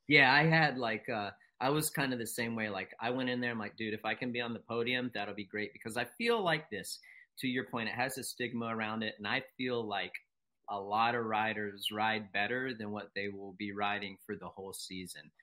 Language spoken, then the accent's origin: English; East Coast, United States; I'm from the East Coast